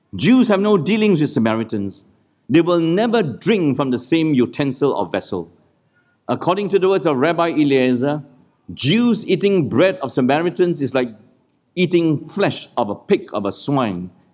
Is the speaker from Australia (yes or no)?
no; Malaysia; moved away; also born or lived in Singapore; that's how we grew up in Malaysia, where I grew up, and in Singapore